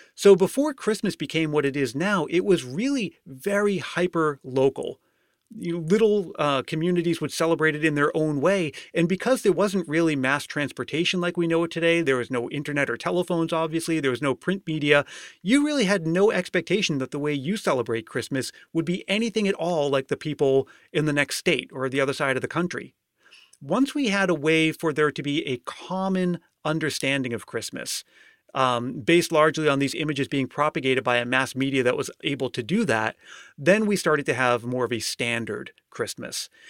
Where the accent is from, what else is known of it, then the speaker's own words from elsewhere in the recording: Massachusetts, United States; moved away as an adult; now in California, United States; I've been living in California for the last five years, but I grew up in Massachusetts